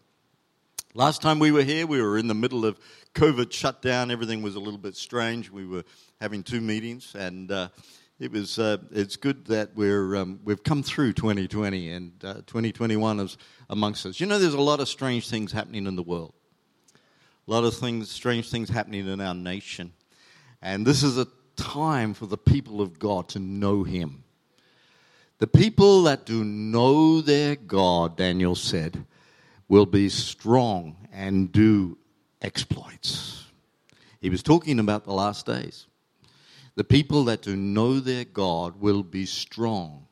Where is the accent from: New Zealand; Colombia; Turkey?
New Zealand; also born or lived in Chile; now in Australia; we were Kiwis